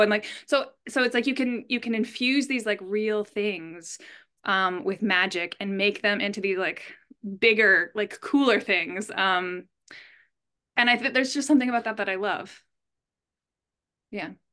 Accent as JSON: {"language": "English", "country": "Canada", "said": "I'm Canadian."}